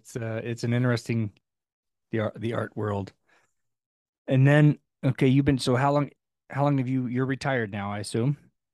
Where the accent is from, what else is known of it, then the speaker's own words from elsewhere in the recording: California, United States; Where I grew up in California has a different accent than Utah.